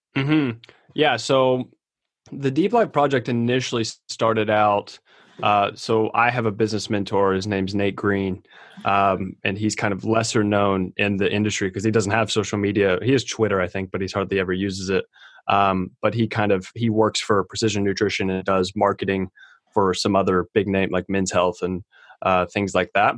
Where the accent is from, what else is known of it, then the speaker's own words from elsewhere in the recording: Kentucky, United States; I'm from Kentucky.